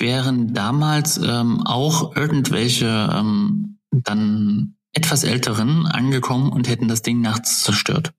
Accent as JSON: {"language": "German", "town": "Zwickau", "region": "Saxony", "country": "Germany", "tie": "born or raised there", "said": "meiner Heimatstadt, Zwickau"}